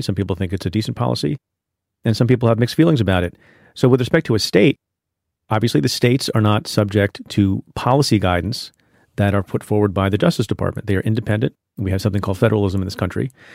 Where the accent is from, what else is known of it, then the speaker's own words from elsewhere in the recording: India; I am from India, was born in India